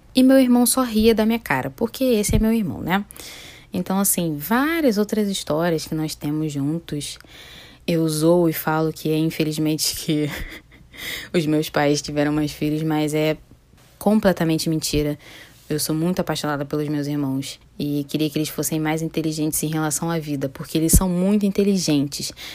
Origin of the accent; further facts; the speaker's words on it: Niterói, Rio de Janeiro, Brazil; Eu nasci no Hospital Antônio Pedro, aqui em Niterói. Eu sou de Niterói, Rio de Janeiro